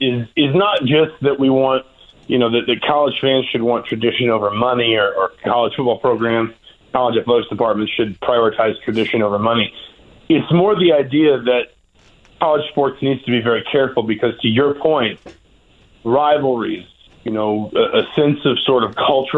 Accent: Atlanta, Georgia, United States; I was born and raised in Atlanta

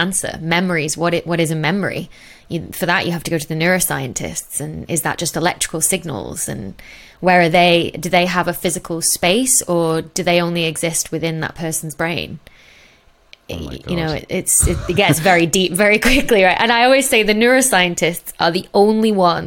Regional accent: Chorley, North West England, United Kingdom; I'm from Chorley, Bolton Way, which is sort of northwest Manchester.

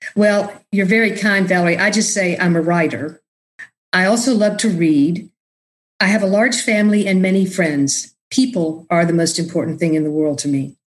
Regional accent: Austin, Texas, United States; moved away as an adult; also born or lived in New Orleans, United States / New York, United States; I was born and raised in Austin

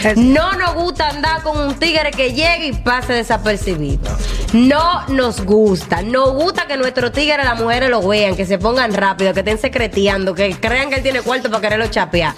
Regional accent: Venezuela; moved away; hermano venezolano

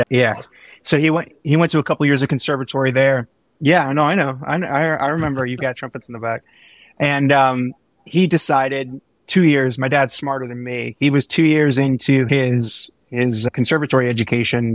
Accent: Midwest, United States; I'm from the Midwest

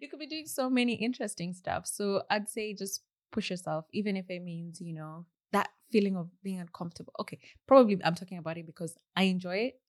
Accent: Kenya; moved away as an adult; also born or lived in Burgess Hill, United Kingdom; now in United Kingdom; when I moved from Kenya

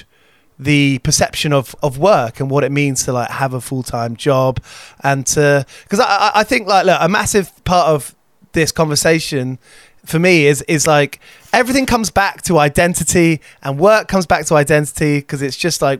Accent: Watford, East of England, United Kingdom; where I grew up in Watford

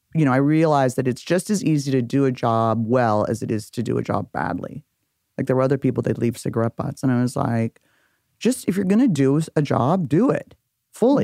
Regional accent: Beverly Hills, California, United States; also born or lived in Benedict Canyon / Laurel Canyon; my childhood, I grew up in Beverly Hills.

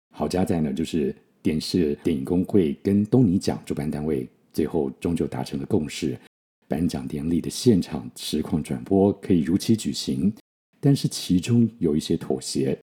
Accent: Taiwan; 我们小时候在台湾学的

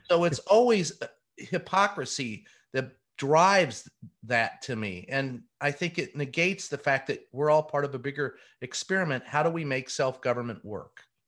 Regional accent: Louisville, Kentucky, United States; us growing up in Louisville, Kentucky.

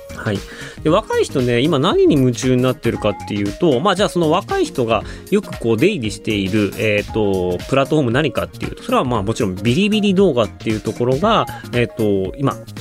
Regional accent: Hokkaido, Japan; moved away as an adult; now in China; 僕、北海道出身

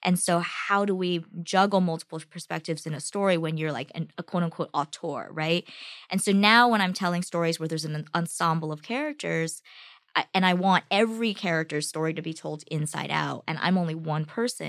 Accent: United States; My family, the family in China, and me as an American

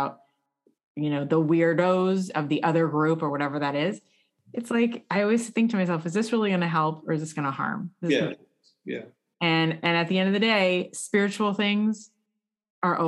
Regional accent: United States; moved away; also born or lived in Jerusalem; I'm an American

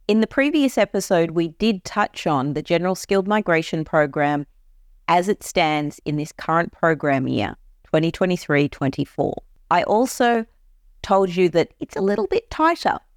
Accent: Queensland, Australia; Queensland, my home state

